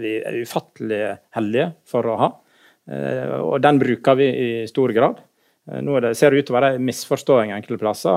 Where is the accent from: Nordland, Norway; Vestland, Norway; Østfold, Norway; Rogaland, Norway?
Vestland, Norway; Naustdal; moved away; also born or lived in Hammerfest / Bergen / Oslo; Jeg er født i Hammerfest, oppvoksen i, i Naustdal og bodde, både i Bergen her og, og i Oslo etter hvert